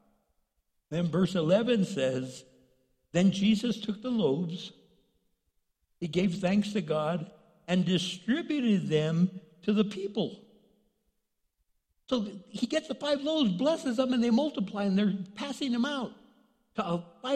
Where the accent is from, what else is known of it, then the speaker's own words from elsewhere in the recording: El Paso, Texas, United States; I grew up in El Paso, Texas